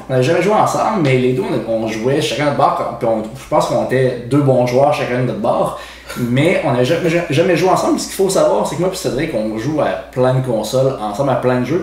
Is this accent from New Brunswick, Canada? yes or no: no; Quebec City, Quebec, Canada; Moi, je suis né pas en banlieue de Montréal, moi, je viens de Québec. Puis, j'ai grandi euh, dans le coin.